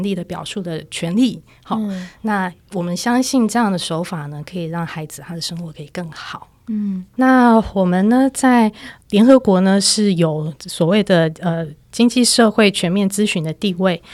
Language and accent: Chinese; Taipei, Taiwan; 我自己是在台北市长大的小孩